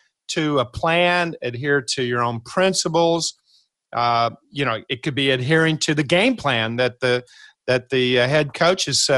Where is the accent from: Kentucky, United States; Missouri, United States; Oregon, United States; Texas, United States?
Kentucky, United States; I'm from Kentucky